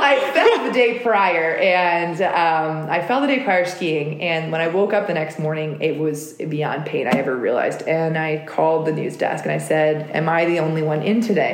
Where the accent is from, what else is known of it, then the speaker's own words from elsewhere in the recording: United States; as an American, you know, living in the US, and then I was a dual citizen